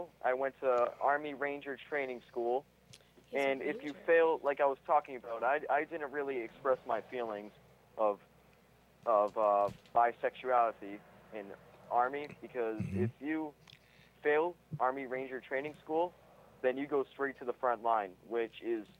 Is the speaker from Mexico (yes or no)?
no; Taiwan; I'm from Taiwan.